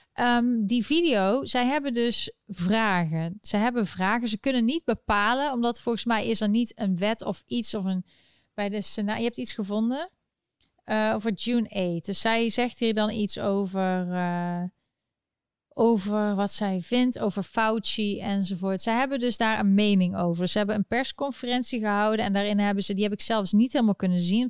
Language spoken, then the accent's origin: Dutch; Netherlands; now in United States; ben ik geen Nederlander meer